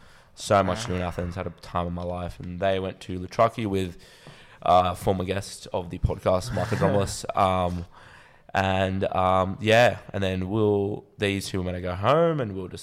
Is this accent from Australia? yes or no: yes; Australia; accent: Australian; my Australian accent